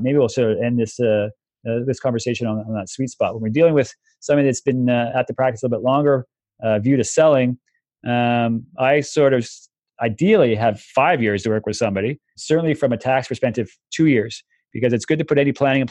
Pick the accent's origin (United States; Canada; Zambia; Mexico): Canada; as a Canadian